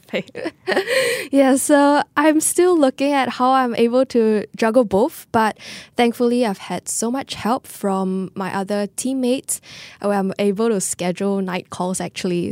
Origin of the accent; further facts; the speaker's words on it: Singapore; being Singaporean